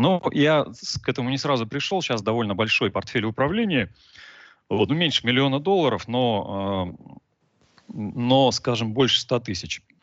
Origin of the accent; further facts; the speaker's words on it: Novosibirsk, Novosibirsk Oblast, Russia; now in Cyprus; я изначально из Новосибирска, живу на Кипре сейчас